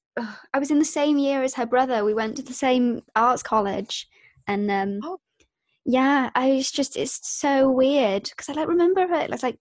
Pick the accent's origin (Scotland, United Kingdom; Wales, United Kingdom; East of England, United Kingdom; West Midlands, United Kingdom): Wales, United Kingdom; also born or lived in Birmingham; I grew up in Wales and then I did 2 years of college.